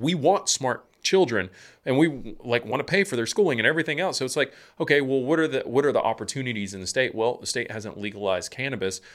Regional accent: Georgia, United States; I grew up in Georgia

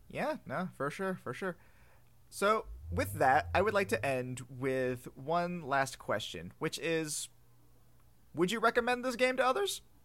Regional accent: United States; I'm an American

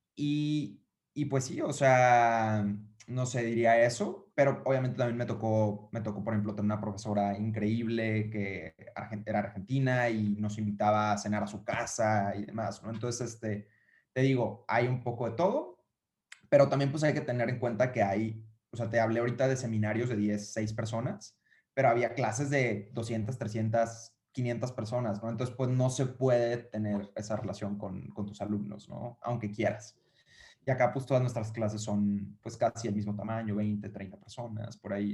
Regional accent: Uruapan, Michoacán, Mexico; yo soy de Uruapan, Michoacán, ¿no? Y es una ciudad súper chiquita

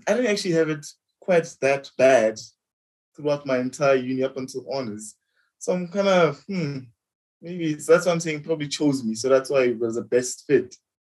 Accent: the Vaal, Gauteng, South Africa

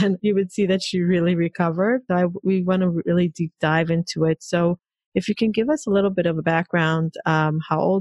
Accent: Israel; moved away; also born or lived in Hong Kong; I grew up in Israel

